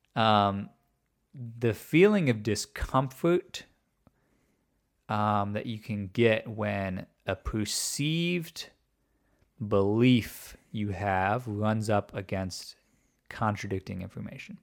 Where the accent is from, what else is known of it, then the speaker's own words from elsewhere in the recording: outside of Chicago, Illinois, United States; I was raised outside of Chicago